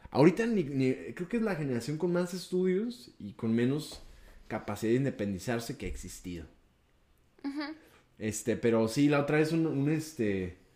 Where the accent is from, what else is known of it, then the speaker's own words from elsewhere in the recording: Mexico; Soy mexicano.